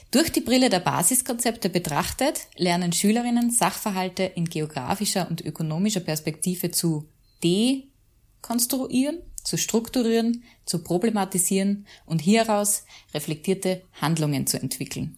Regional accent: Mühlviertel, Upper Austria, Austria; now in Salzburg, Austria; ich komme eigentlich aus Mühlviertel ursprünglich

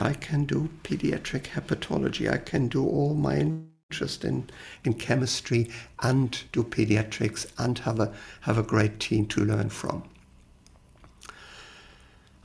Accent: Lippstadt, North Rhine-Westphalia, Germany; moved away as an adult; also born or lived in Birmingham, United Kingdom; now in Hannover, Germany; I was born in a little town in the north of Germany called Lippstadt. This is in the middle of nowhere, but I had a very happy and enjoyable childhood. I went to kindergarten, preschool, grammar school

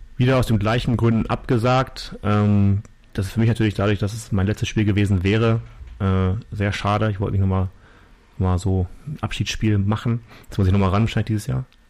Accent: Germany; als Deutscher

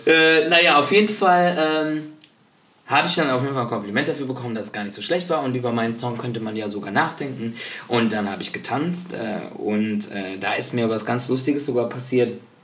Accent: Spain; Ich bin ja Spanier

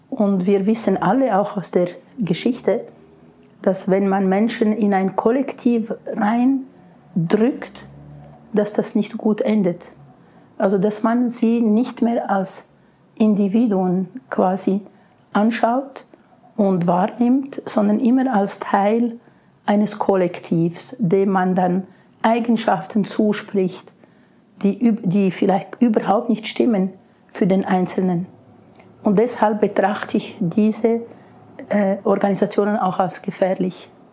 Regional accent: Switzerland; bei uns in der Schweiz

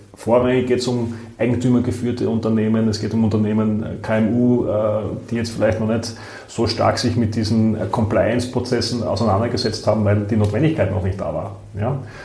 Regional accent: southern Styria, Austria; moved away as an adult; now in Vienna, Austria; Ich bin selbst aus der Südsteiermark

